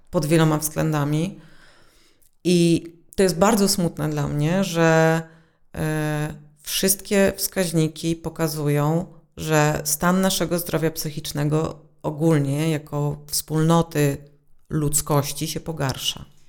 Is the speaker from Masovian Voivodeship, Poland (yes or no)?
yes; Warsaw, Masovian Voivodeship, Poland; Ja się wychowałam w małym miejscu, które należało do Warszawy